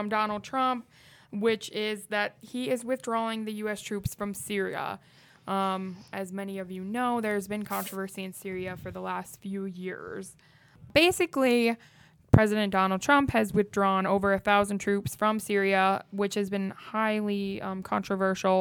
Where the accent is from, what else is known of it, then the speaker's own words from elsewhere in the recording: Iowa, United States; now in Grand Forks, United States; I'm originally from Iowa